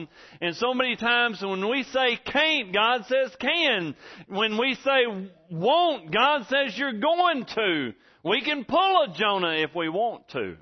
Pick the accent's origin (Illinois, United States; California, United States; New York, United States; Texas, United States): Texas, United States; Angelina County; now in Ashley County, United States; all the sayings that I grew up with in Angelina County